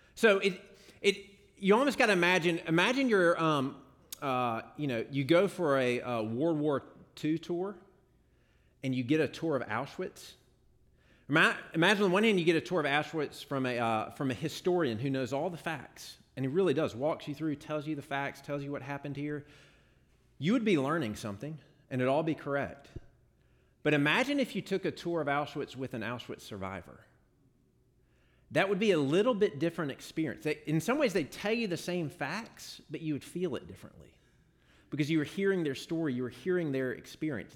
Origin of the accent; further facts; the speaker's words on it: Jackson, Mississippi, United States; I grew up in Jackson